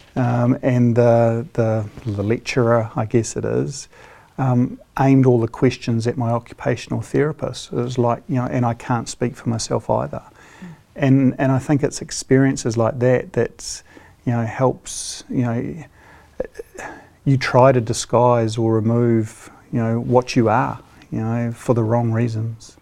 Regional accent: Hawke's Bay, New Zealand; I grew up in Hawke's Bay

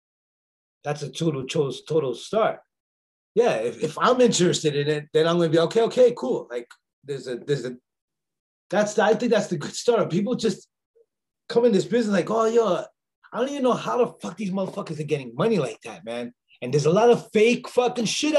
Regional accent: Union City, New Jersey, United States; moved away as an adult; also born or lived in Bronx, New York; now in France; I'm from Union City, New Jersey, and I come from a place where nobody ever wants to see you better than them

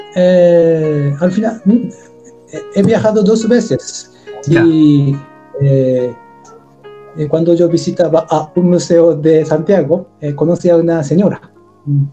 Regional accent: Japan; Spanish is a second language; now in Chile

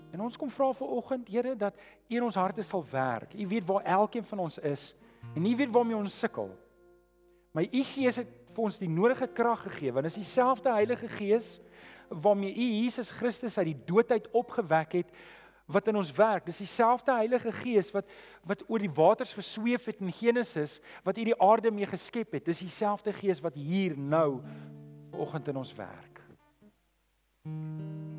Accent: South Africa; ons as Afrikaners

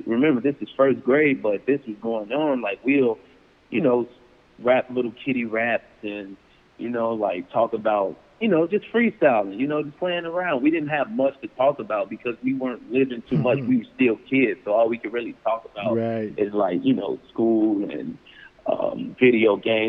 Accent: Chicago, Illinois, United States; we moved back to Chicago, mm-hmm. and I was raised in South Shore from 2002 until, you know, I got on my own, you know, really.

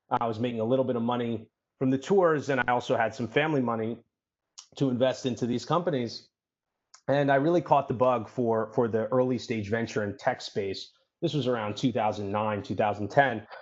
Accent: New York City, New York, United States; I'm born and raised in New York City.

